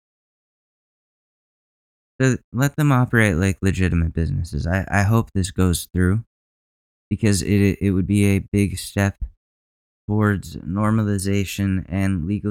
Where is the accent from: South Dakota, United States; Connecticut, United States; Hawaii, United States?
Connecticut, United States; Ridgefield; moved away; my hometown state of Connecticut, my home state of Connecticut